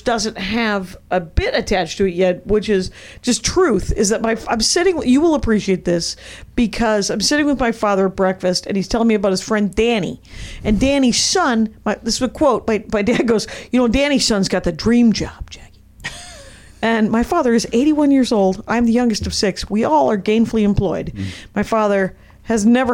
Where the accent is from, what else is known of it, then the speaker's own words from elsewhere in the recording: Wisconsin, United States; I was raised in Wisconsin